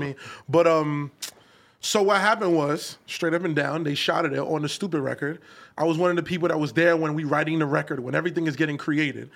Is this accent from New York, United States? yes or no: yes; New York City, New York, United States; I'm from Canarsie